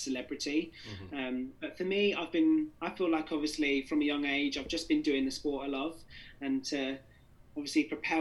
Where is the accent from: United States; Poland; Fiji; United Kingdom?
United Kingdom; England; I was born in England